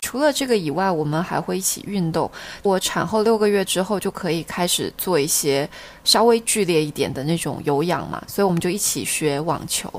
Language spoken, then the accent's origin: Chinese; Xiamen, Fujian, China; 厦门的一些风俗习惯